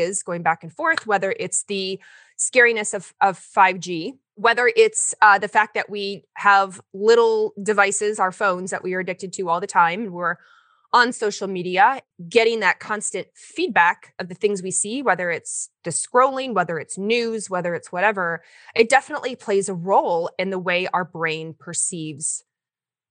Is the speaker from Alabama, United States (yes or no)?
no; Kentucky, United States; moved away as an adult; also born or lived in Portland, Oregon; I went to school in the South. I'm from Kentucky.